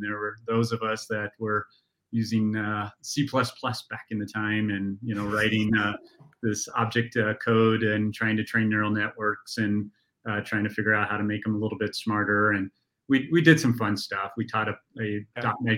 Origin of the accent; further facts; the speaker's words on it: Golden, Colorado, United States; I grew up in the town that we are actually headquartered in right now, Golden.